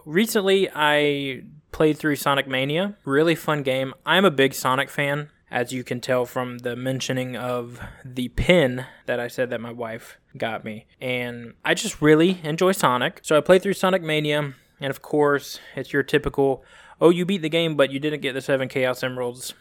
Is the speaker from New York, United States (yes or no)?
no; Phenix City, Alabama, United States; also born or lived in California / Columbus, Georgia; I was born in California, and when I was three or four, I think it was, we moved to good old Phoenix City, Alabama, which if anybody's from Phoenix City or Columbus, Georgia, you know that they are neighboring towns, eh, separated by the border of Alabama and Georgia. So Phoenix City, Alabama, and Columbus, Georgia. So I grew up there back and forth.